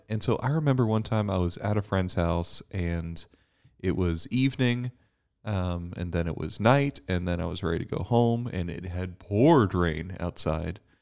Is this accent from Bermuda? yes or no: yes; Bermuda; now in Dallas, United States; I'm from Bermuda. Um, I, I grew up in the, uh, the island of Bermuda